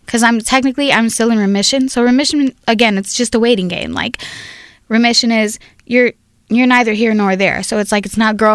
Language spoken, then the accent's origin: English; Compton, California, United States; now in Long Beach, United States; born and raised in Compton.